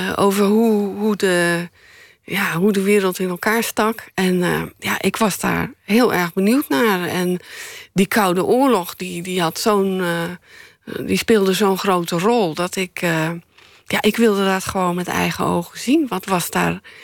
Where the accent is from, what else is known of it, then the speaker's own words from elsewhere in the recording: Middelburg, Zeeland, Netherlands; also born or lived in Leiden / Sassenheim; En daar ben ik toen geboren. toen ze in Sassheim woonden, ben ik in Leiden geboren. En toen kreeg mijn vader een, een baan als leraar in, in Middelburg. En is het gezin naar Zeeland verhuisd.